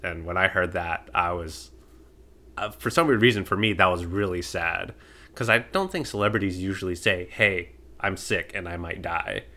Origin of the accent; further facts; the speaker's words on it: United States; I'm American